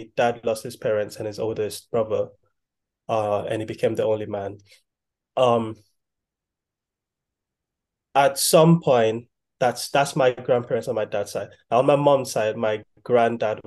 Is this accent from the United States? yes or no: no; Nigeria; now in United Kingdom; I'm Nigerian